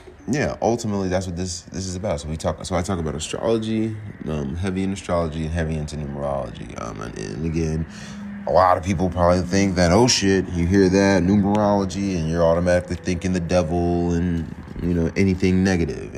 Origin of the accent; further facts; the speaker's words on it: Virginia, United States; also born or lived in Georgia; now in Atlanta, United States; I'm from Virginia